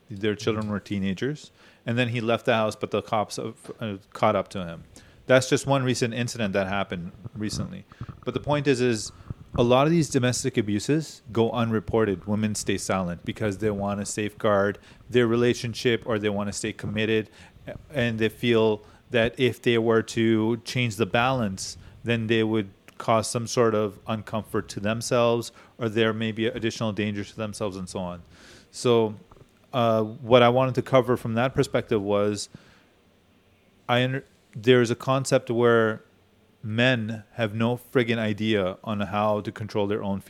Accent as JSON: {"language": "English", "town": "Chicago", "region": "Illinois", "country": "United States", "said": "no, we're from Chicago, I don't know."}